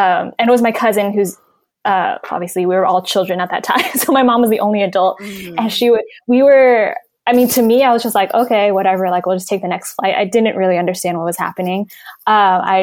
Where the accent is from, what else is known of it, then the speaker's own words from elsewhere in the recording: California, United States; we're all from California